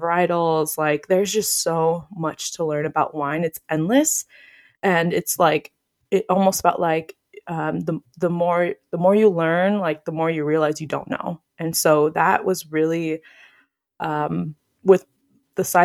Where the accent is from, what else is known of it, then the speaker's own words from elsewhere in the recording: Phoenix, Arizona, United States; I grew up here in Phoenix